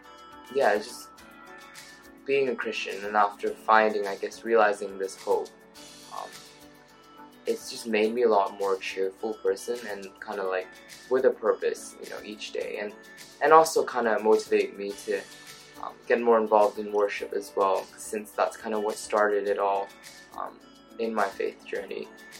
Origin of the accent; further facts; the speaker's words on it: Hong Kong; also born or lived in Thailand; now in Surrey, United Kingdom; I'm from Hong Kong. Lived in Thailand for a little bit. And now I study at the University of Surrey